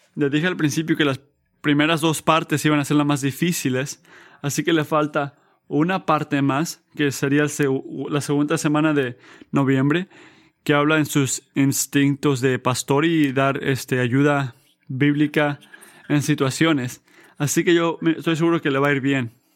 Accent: United States; como americanos

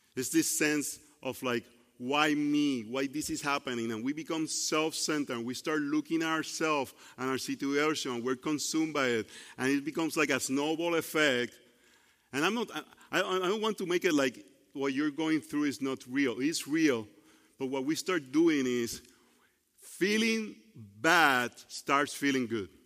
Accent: Puerto Rico; English is a second language; now in United States; I grew up in Puerto Rico

